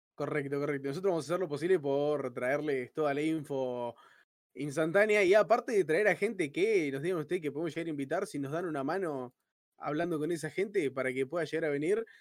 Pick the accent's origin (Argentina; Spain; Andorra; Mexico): Argentina; como del lugar de donde somos argentinos